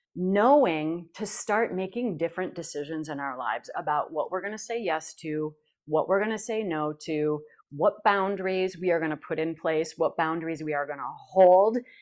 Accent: Janesville, Minnesota, United States; from Janesville, Minnesota

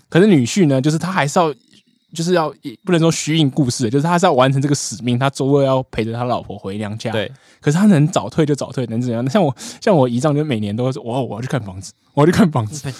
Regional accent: Taiwan; 我们台湾都吃什么啦，我来跟你介绍一下我们的年菜

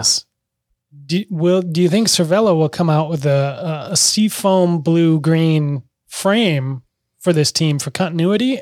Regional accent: Minneapolis, Minnesota, United States; this is my hometown, you know, my parents are mere blocks away from huge fires

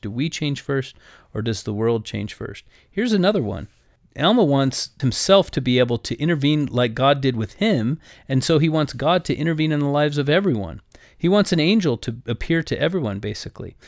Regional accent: United States; I am an American

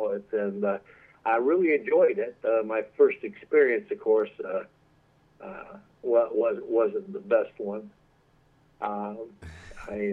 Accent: Miami, Florida, United States; I grew up in Miami, Florida

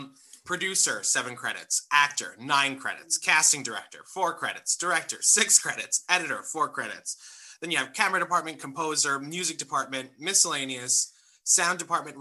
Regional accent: New York City, New York, United States; I grew up in the Bronx in one of the neighborhoods where the Son of Sam used to, you know, troll for his victims.

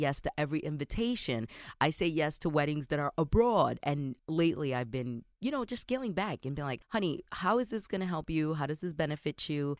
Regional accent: New York City, New York, United States; My parents are Dominican. I was born and raised in New York City

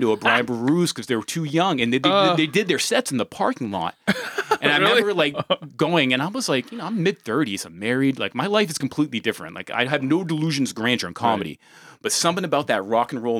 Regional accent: Lewiston, Maine, United States; moved away; I grew up in Lewiston

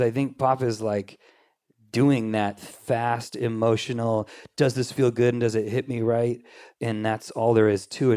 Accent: Anaheim, California, United States; also born or lived in Corona / Redondo Beach / Whittier / Long Beach; I grew up in Anaheim

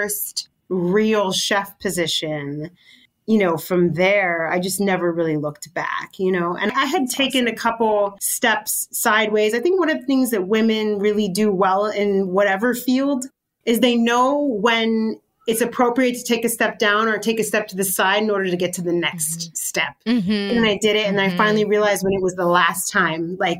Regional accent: California, United States; now in New York, United States; Growing up in California, I think there was definitely a lot more Mexican chefs

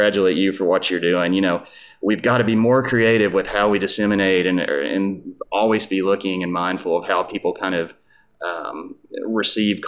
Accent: Eastern Kentucky, United States; I'm from Eastern Kentucky

